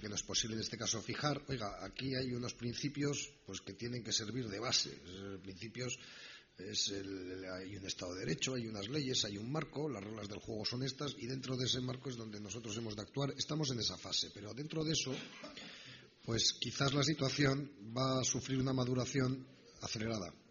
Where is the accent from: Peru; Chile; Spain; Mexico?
Spain; ¿Qué, somos nosotros como españoles? ¿Cómo sentimos nuestra nación? ¿Cómo reaccionaríamos?